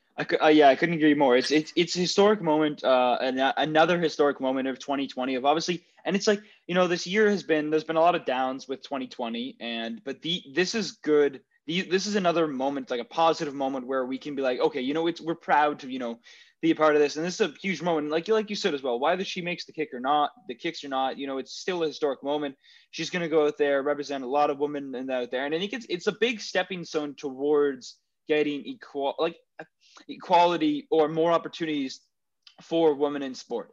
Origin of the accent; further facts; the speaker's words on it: Canada; as Canadian taxpayers